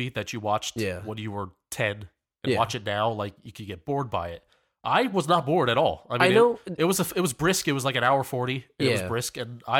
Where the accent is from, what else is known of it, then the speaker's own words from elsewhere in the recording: Philadelphia, Pennsylvania, United States; we're from the Pennsylvania, Philadelphia area.